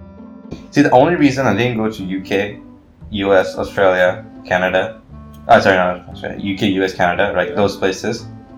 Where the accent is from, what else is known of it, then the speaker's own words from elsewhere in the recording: West Bengal, India; now in Malaysia; I am from India.